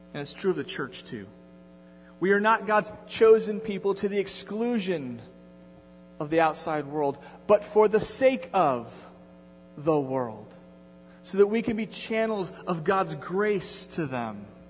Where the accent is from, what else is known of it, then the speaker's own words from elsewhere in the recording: Endicott, New York, United States; moved away; It, it, had been 15 years since I had been back to Endicott